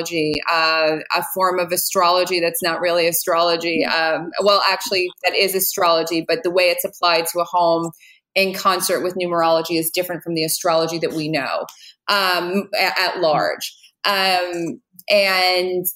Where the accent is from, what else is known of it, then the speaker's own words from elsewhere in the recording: New Jersey, United States; I'm from New Jersey